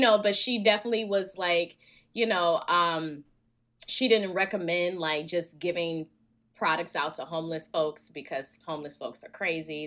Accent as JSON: {"language": "English", "region": "Alabama", "country": "United States", "moved": "yes", "lives_now": "Los Angeles, United States", "said": "I'm from Bama"}